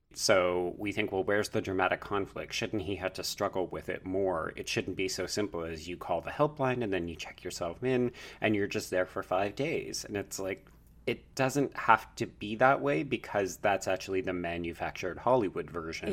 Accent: Canada; as a Canadian viewer

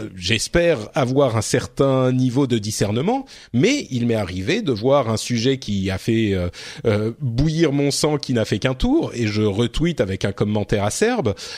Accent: France; chez nous en France

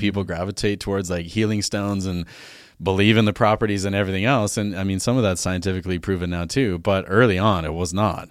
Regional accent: Alberta, Canada; moved away as an adult; also born or lived in Vancouver; now in Vernon, Canada; I grew up in Alberta, farm kid

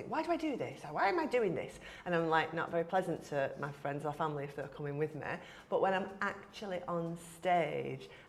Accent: Wigan, North West England, United Kingdom; culturally I'm from Wigan, I've lived in Wigan all my life

